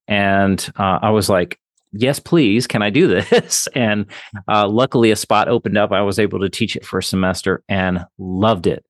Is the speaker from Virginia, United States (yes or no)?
yes; Virginia, United States; also born or lived in Wayne County, Michigan; now in Michigan, United States; I'm from Virginia originally